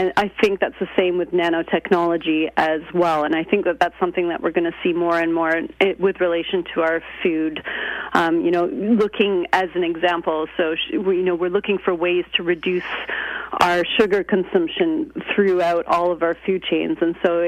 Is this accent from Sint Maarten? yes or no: no; Canada; now in United Kingdom; I'm Canadian, and I go back and forth between Canada and Britain.